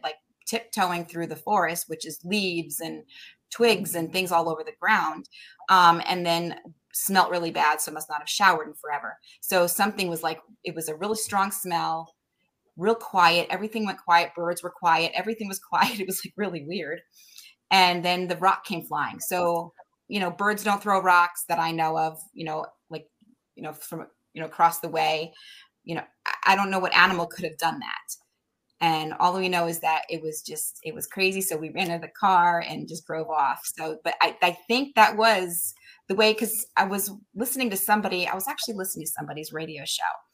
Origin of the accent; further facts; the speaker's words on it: Connecticut, United States; also born or lived in New Hampshire; I'm from Connecticut